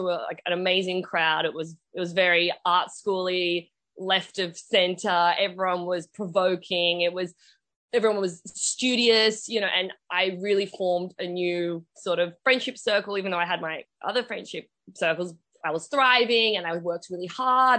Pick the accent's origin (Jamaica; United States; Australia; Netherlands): Australia; I am Australian and I was born here